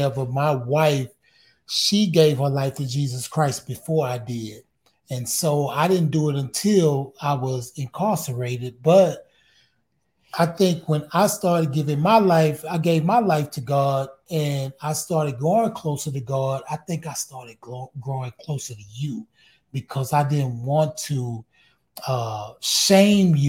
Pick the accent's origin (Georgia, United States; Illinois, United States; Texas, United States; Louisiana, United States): Texas, United States; Houston; I'm from Fifth Ward, man. Most of us live with our grandmother